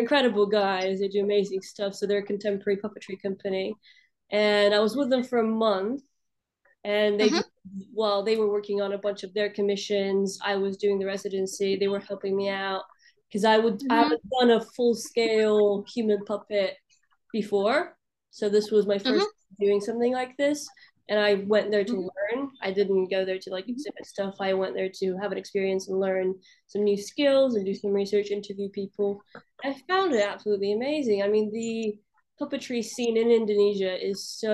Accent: Russia; also born or lived in Balkans; now in London, United Kingdom; I grew up in Russia

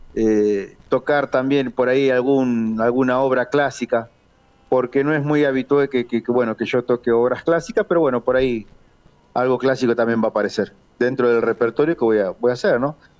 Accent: Buenos Aires Province, Argentina; soy nacido en Capital Federal, pero criado en la provincia de Buenos Aires

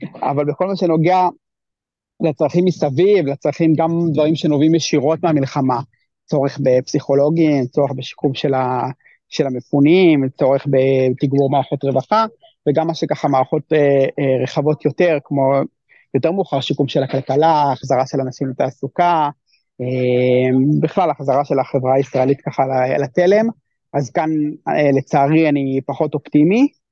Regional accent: Israel; בתור ישראלי

